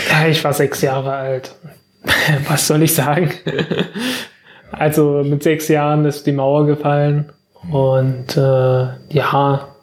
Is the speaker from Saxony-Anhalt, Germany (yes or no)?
yes; Zeitz, Saxony-Anhalt, Germany; ich komme aus Zeitz